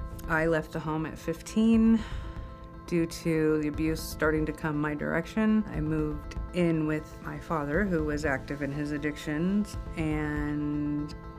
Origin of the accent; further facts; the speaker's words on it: California, United States; I grew up in the Inland Empire and up the Central Coast.